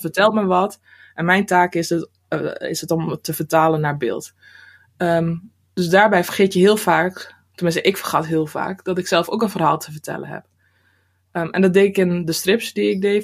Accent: Drenthe, Netherlands; moved away as an adult; also born or lived in Rotterdam; now in near Rotterdam, Netherlands; ik ben geboren en getogen in Drenthe

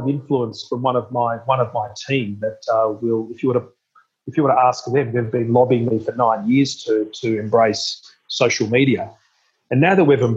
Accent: Melbourne, Victoria, Australia; I was born in Melbourne at Cabrini Hospital

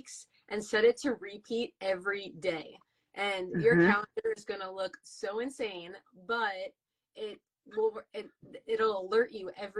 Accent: Amityville, New York, United States; also born or lived in Huntington, New York; I grew up in Amityville, and then I moved to Huntington in 2004

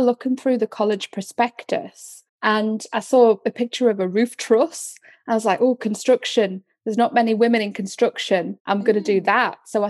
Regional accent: the North East, North East England, United Kingdom; moved away as an adult; also born or lived in London; I'm from the Northeast

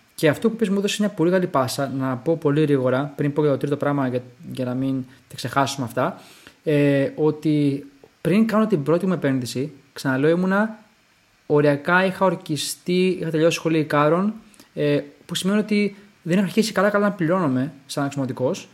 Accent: Greece; Γεννηθήκαμε και μεγαλώσαμε στην Ελλάδα

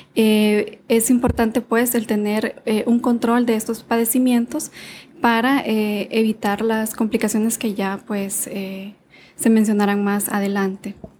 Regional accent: Honduras; sí soy médico hondureño

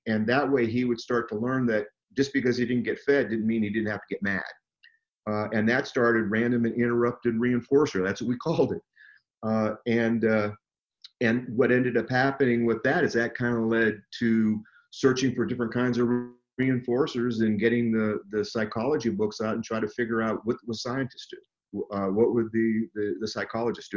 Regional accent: Southern California, United States; I grew up in Southern California

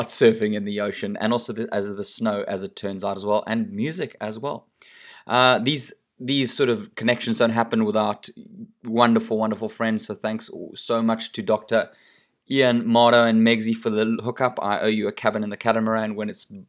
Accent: South Africa; moved away; Coming from South Africa

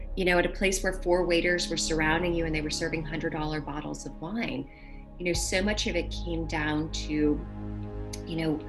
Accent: New Orleans, Louisiana, United States; I'm from New Orleans

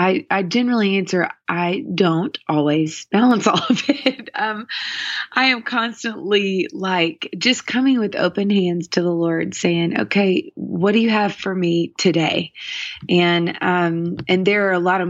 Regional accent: Nashville, Tennessee, United States; I grew up here in Nashville, Tennessee

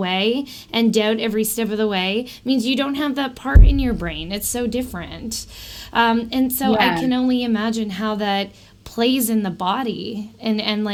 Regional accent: Canada

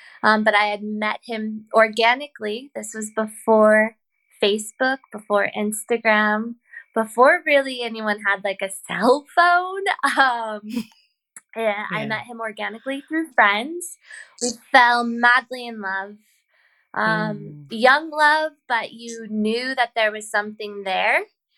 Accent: Bakersfield, California, United States; moved away as an adult; now in Ireland; I was graduating high school, and I met this boy in my hometown of Bakersfield, California.

